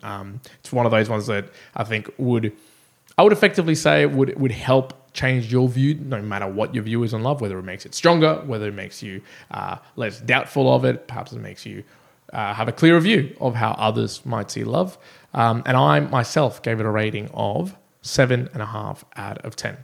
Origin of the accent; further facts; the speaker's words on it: Brisbane, Queensland, Australia; here in Brisbane, my hometown